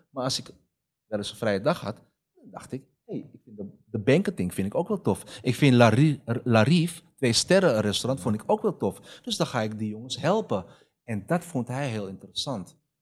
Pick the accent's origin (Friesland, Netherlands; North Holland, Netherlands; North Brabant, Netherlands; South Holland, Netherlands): North Holland, Netherlands; Amsterdam; also born or lived in Almere; mijn jeugd in de Bijlmer